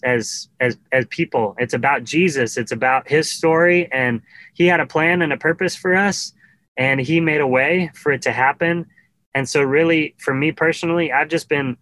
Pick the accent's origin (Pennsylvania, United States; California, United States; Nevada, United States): Nevada, United States; Carson City; moved away as an adult; now in Nashville, United States; Carson City, Nevada was my hometown